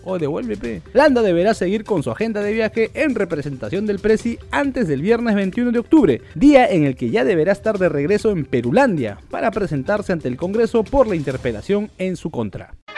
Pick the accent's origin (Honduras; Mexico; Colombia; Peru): Peru; somos estafadores los peruanos